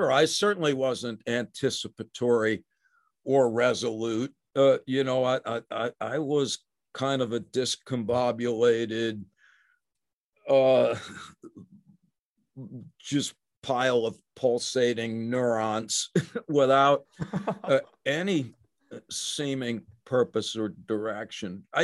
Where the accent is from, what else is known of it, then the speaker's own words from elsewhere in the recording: New York, United States; I'm a I'm a guy from New York in the 20th century who's a professor.